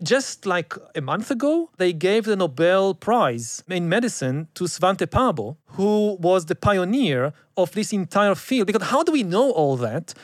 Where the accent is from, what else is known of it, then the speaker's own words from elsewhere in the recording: Israel; I grew up again in Israel